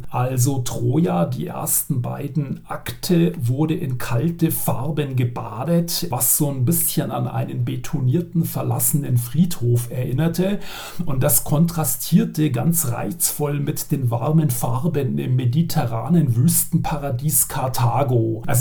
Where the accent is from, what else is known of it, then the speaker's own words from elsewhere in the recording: Regensburg, Bavaria, Germany; Ich darf hier mal als Regensburger etwas Lokalpatriotismus einbringen.